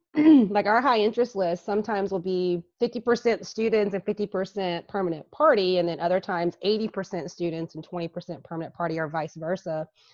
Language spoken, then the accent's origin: English; Geneva, Alabama, United States; Geneva, Alabama.